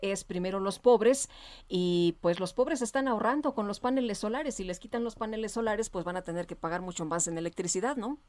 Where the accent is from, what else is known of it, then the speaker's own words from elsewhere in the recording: Mexico City, Mexico; Allá en mi, en mi pueblo, en Guajimalpa